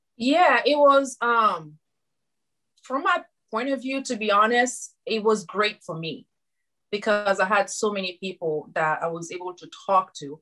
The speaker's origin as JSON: {"language": "English", "country": "Guinea", "moved": "as an adult", "lives_now": "United States", "said": "I am from Guinea, West Africa, like you said. And when I moved in the United States back in 2013"}